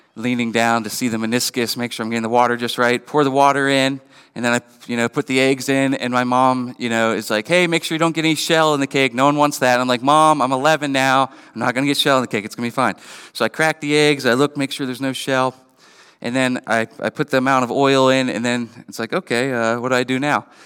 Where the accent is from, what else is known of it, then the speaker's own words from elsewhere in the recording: Western Pennsylvania, United States; growing up in Western P